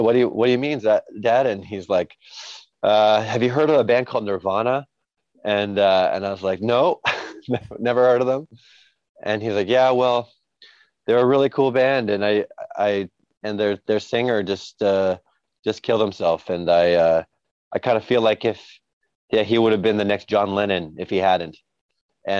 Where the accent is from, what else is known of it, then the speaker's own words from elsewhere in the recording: Vancouver, British Columbia, Canada; I was born and raised in a city called Vancouver, which is in Canada, not far from Seattle